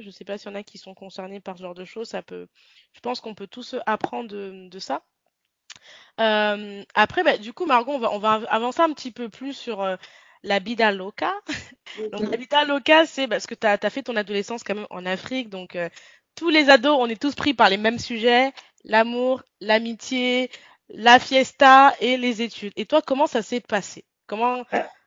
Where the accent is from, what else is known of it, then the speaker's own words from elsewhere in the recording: Lyon, Auvergne-Rhône-Alpes, France; j'ai grandi à Lyon